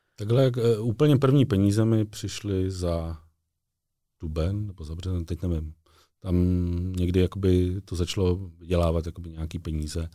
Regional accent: Čelákovice, Central Bohemian Region, Czechia; v Čelákovicích, odkud pocházím

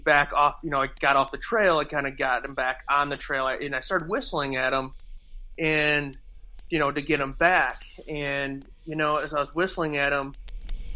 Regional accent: Michigan, United States; we're from Michigan, we see deer all the time in the woods

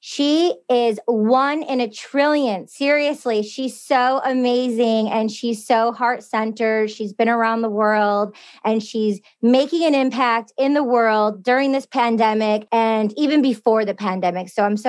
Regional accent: Michigan, United States; I'm originally from Michigan.

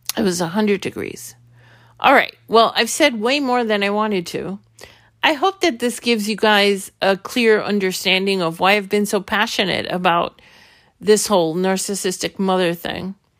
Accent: New York City, New York, United States; also born or lived in Brooklyn, New York; I was born in Brooklyn, and when I was three months old, there was a decision made to move to Queens

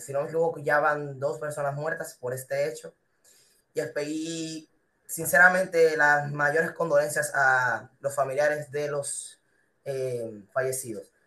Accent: Dominican Republic; la educación que uno tiene como persona, que tiene como dominicano

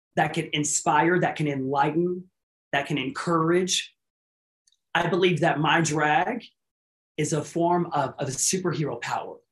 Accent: Mesquite, Texas, United States; I'm from Mesquite

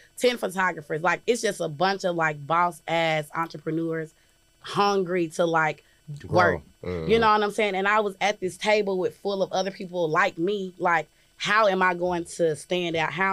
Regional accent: Jackson, United States; I'm from Jackson.

